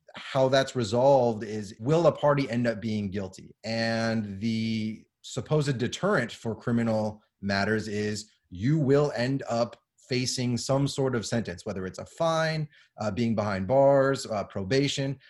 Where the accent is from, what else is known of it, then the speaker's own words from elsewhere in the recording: Southern California, United States; now in San Antonio, United States; I grew up in Southern California as a child